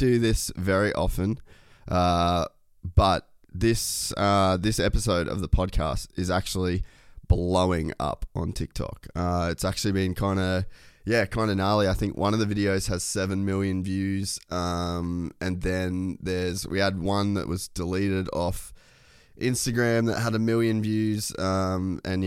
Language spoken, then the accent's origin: English; Cairns, Queensland, Australia; I grew up in Cairns, a world away from all this